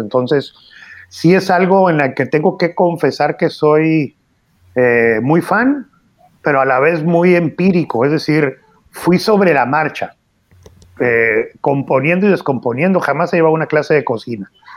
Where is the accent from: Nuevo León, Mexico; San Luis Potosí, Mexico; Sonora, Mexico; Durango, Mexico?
Sonora, Mexico; Hermosillo; Yo nací en Hermosillo, Sonora